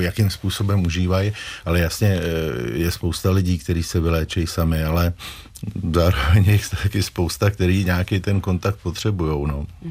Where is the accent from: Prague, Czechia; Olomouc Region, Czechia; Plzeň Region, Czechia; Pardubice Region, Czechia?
Prague, Czechia; Já jsem vyrůstal kousek od Prahy, tak ten prostor byl prostě horní počernice